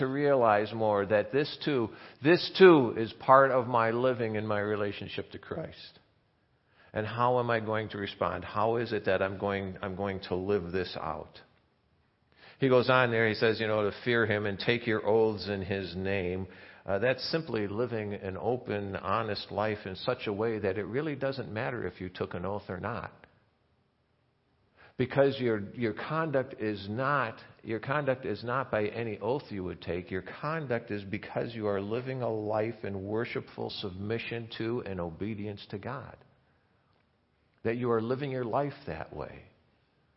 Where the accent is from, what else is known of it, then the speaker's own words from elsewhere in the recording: Chicago, Illinois, United States; moved away; growing up in Chicago